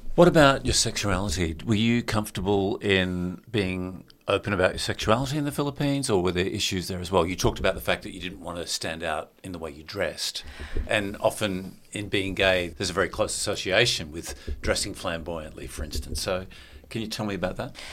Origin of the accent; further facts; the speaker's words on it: Australia; what we're used to as Australians